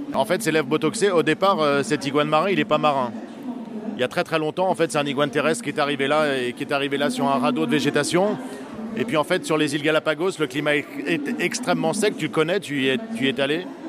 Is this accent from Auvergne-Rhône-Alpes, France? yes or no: no; Normandy, France; chez moi en Normandie